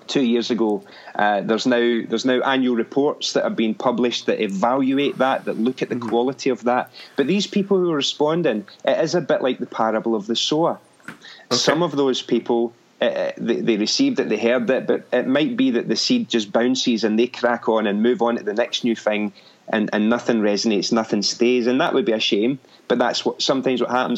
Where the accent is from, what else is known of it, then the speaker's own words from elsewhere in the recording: Irvine, Scotland, United Kingdom; moved away as an adult; now in Glasgow, United Kingdom; I'm originally from Irvine in Ayrshire